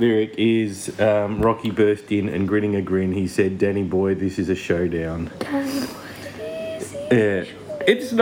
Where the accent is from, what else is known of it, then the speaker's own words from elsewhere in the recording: Tasmania, Australia; We are from Tasmania in Australia